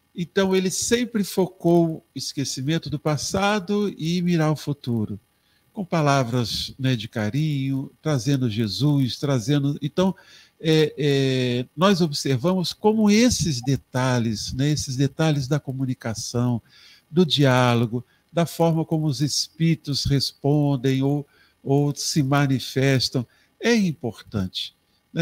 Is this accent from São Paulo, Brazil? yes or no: no; Três Rios, Rio de Janeiro, Brazil; minha cidade natal, Três Rios